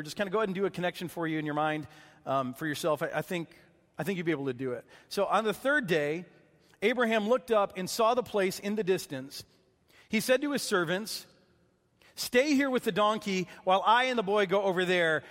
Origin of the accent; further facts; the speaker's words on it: Michigan, United States; growing up in Michigan, there were lots of lakes